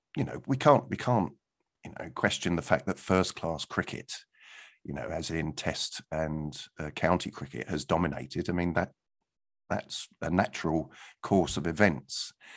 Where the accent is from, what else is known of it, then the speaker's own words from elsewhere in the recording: Guildford, South East England, United Kingdom; my hometown, uh, of Guildford.